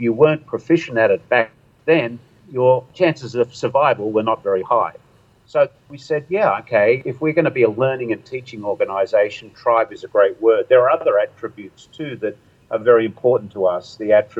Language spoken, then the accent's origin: English; Sydney, New South Wales, Australia; moved away as an adult; now in United States; I'm originally from Sydney, Australia